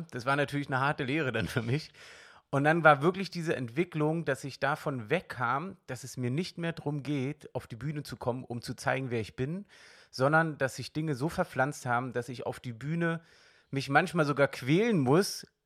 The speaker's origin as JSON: {"language": "German", "region": "East Germany", "country": "Germany", "tie": "born or raised there", "said": "ich bin im Osten aufgewachsen und da war wirklich vom Glauben her Jedenfalls nicht, dass ich mich erinnern kann, dass ich da richtig was gehört habe."}